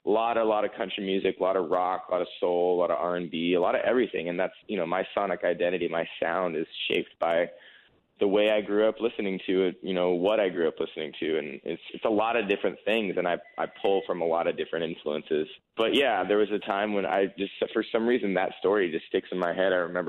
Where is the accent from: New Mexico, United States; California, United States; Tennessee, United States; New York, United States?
California, United States; Like, where are you from? I'm from California. Like, oh, really? I didn't know that. There's country music out there